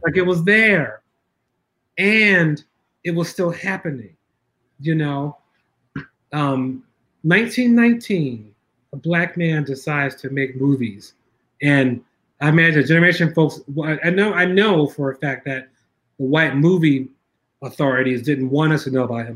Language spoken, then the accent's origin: English; Philadelphia, Pennsylvania, United States; I grew up in North Philly